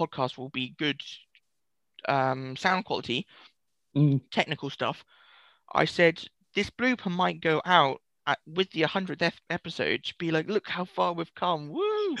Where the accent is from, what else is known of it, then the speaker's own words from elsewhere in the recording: Essex, East of England, United Kingdom; I'm from Essex